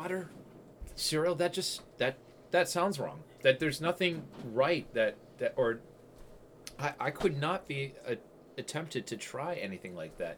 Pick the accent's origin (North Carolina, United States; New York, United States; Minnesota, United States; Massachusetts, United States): Massachusetts, United States; Westford; I'm from Westford